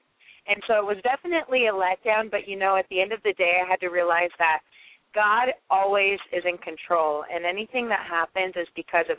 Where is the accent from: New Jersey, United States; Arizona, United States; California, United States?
Arizona, United States; also born or lived in Los Angeles; I had grown up in Arizona since elementary school all the way through, went to Arizona State University, I was a hardcore Arizonian.